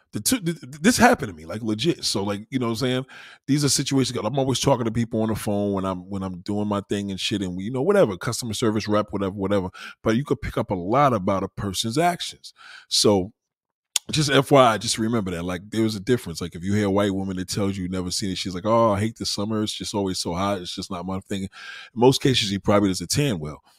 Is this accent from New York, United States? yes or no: yes; New York, United States; being a New Yorker